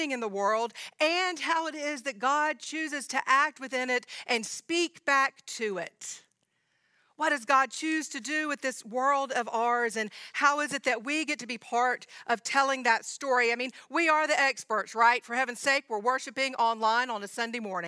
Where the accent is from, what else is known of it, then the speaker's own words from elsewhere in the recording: Georgia, United States; I'm from Georgia